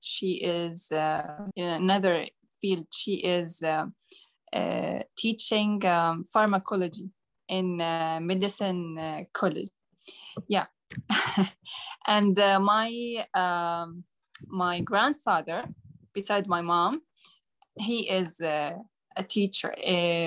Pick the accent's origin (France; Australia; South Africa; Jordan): Jordan; English is a second language; I'm from Jordan.